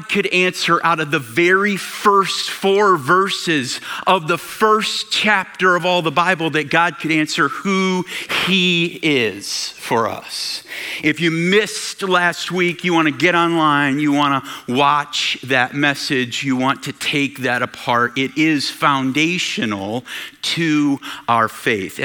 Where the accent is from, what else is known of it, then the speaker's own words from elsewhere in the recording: Michigan, United States; we're from Michigan.